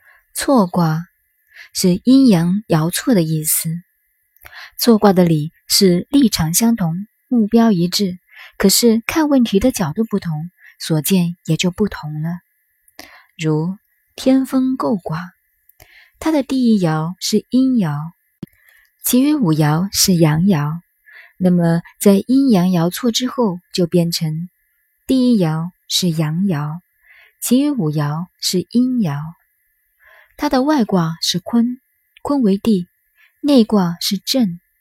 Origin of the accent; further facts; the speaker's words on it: China; 我们中国人说话常常都来自于《易经》